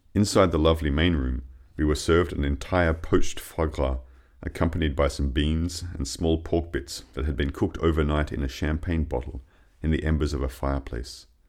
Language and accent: English; Australia; moved away as an adult; also born or lived in Paris, France; now in Poitiers, France; I'm from Australia, but I've been living in France for more than ten years now.